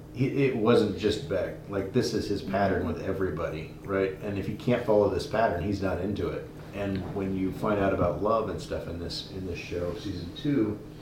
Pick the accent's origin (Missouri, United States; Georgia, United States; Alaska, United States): Alaska, United States; born there; I was born in Alaska.